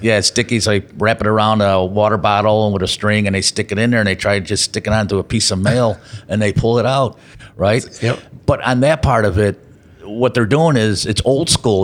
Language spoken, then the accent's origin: English; Chicago, Illinois, United States; here in Chicago, my hometown